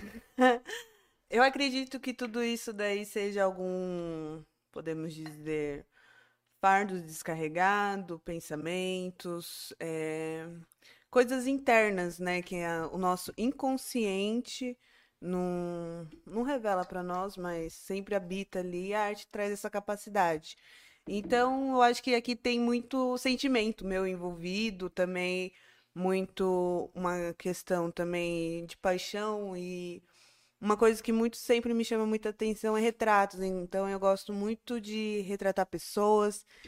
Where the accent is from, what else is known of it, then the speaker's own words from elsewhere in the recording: Barueri, São Paulo, Brazil; now in Campo Limpo Paulista, Brazil; depois que eu saí de Barueri, que eu cresci